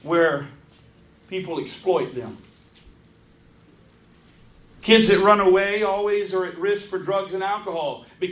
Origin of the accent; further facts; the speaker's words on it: Hilton Head Island, South Carolina, United States; my hometown of Hilton Head.